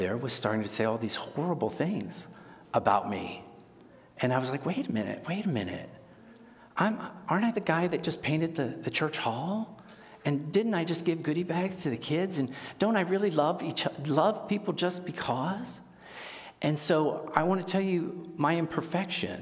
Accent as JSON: {"language": "English", "town": "Pittsburgh", "region": "Pennsylvania", "country": "United States", "tie": "born or raised there", "said": "I grew up in Pittsburgh"}